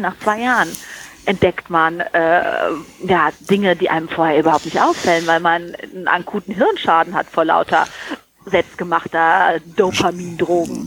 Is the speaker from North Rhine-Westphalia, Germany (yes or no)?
no; Frankfurt, Hesse, Germany; ich bin ja auch Frankfurter Mädchen